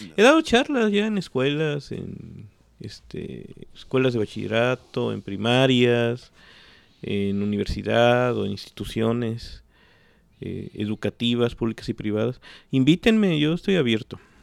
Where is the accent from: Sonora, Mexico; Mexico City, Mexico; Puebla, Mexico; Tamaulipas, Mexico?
Mexico City, Mexico; now in Xalapa, Mexico; yo me crié en el centro de la Ciudad de México y en la UNAM, en toda esa, en la ciudad universitaria. Después regresamos a Jalapa